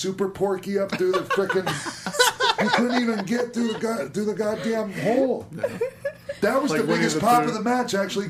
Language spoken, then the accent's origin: English; St. Petersburg, Florida, United States; St. Pete's my hometown